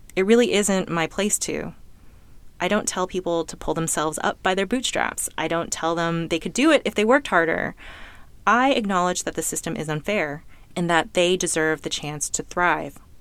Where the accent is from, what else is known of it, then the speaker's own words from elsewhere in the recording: California, United States; I was born in California to two well-educated, financially stable immigrant parents, and I lived in an upper middle class neighborhood